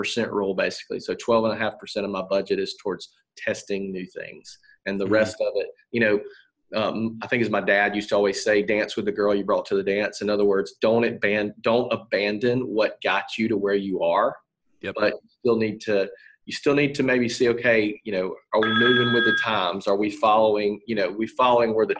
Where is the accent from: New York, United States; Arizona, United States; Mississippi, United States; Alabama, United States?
Alabama, United States; Atmore; I grew up in Atmore, Alabama